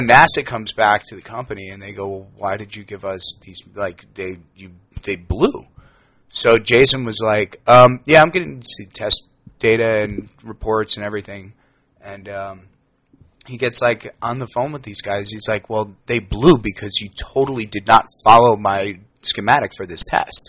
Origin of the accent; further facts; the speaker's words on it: New York, United States; moved away as an adult; now in Los Angeles, United States; I am from New York, born and raised